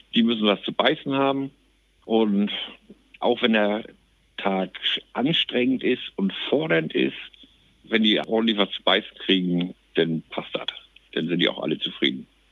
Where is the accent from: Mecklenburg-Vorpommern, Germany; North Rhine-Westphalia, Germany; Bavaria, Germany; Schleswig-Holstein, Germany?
Schleswig-Holstein, Germany; Plön; Ich bin gebürtiger Plöner